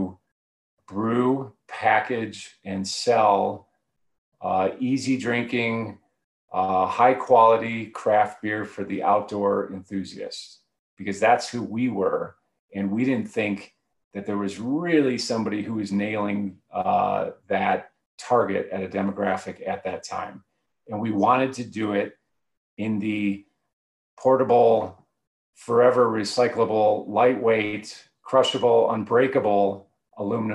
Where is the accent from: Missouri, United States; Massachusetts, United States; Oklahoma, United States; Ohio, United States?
Ohio, United States; Cleveland; moved away as an adult; also born or lived in Oxford, Ohio; now in Boulder, United States; I'm originally from Cleveland and went to school at Miami University in Ohio